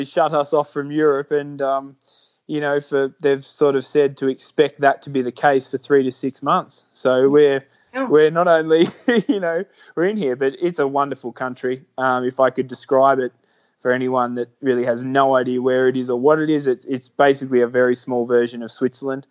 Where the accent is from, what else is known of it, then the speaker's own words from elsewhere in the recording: Australia; moved away as an adult; now in Andorra; me as an Australian